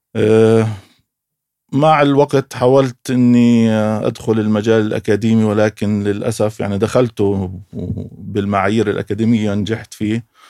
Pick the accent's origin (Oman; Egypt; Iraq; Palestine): Palestine; Beit Hanina, Jerusalem; بقدر اقول انا مقدسي آه، من تعود وصولي لقريه بيت حنينه نشات في هذه القريه